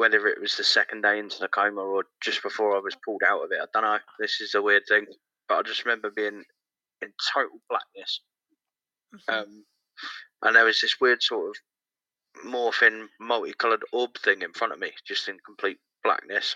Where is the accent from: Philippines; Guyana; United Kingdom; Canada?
United Kingdom; about an hour from London, South East England; also born or lived in Manchester; Southeast, about an hour from London.